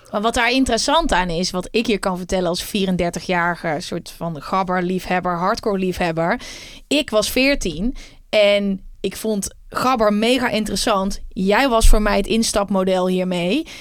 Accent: Uden, North Brabant, Netherlands; Ik kom uit Uden

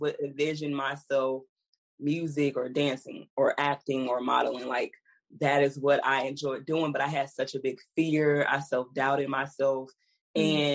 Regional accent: Houston, Texas, United States; I was from Houston

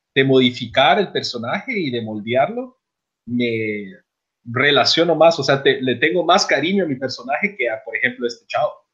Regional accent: Guatemala; now in United States; nosotros tres somos de Guatemala

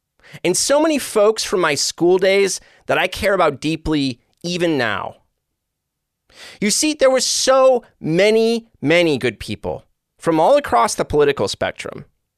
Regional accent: Joliet, Illinois, United States; where I grew up, my hometown of Joliet, Illinois.

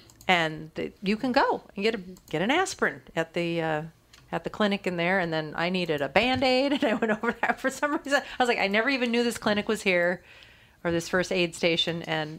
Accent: Minnesota, United States; We're from Minnesota.

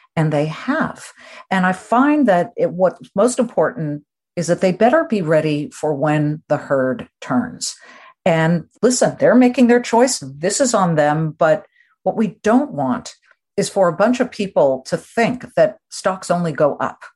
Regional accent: Beverly Hills, California, United States; moved away; I grew up in California

